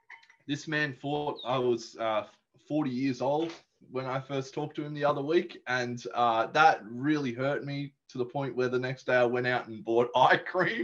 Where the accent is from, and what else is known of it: Australia